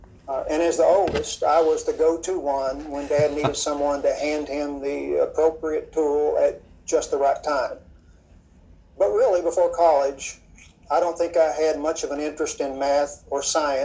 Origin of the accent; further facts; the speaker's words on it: Paintsville, Kentucky, United States; I'm originally from Paintsville, Kentucky. That's a small town of about 4,000 in the eastern part of the state